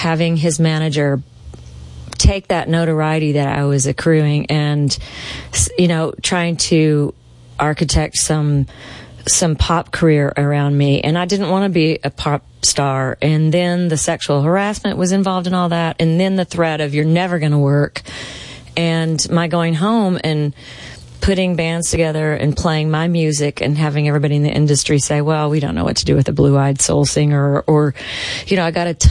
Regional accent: Midwest, United States; I grew up in the Midwest

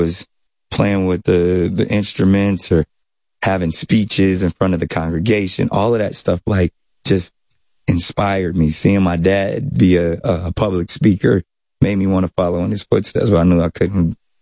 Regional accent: San Diego, California, United States; also born or lived in North Carolina; I grew up in San Diego, California

